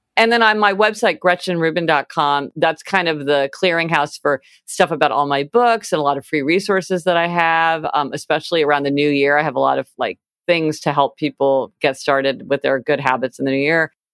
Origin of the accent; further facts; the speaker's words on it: Kansas City, United States; now in New York City, United States; I grew up in Kansas City